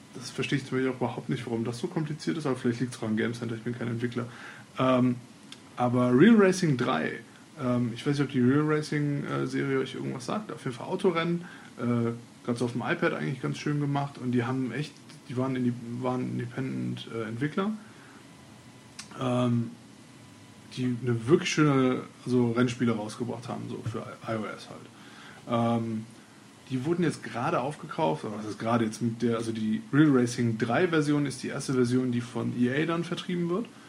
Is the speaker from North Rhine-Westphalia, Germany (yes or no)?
yes; Cologne, North Rhine-Westphalia, Germany; bei uns in Köln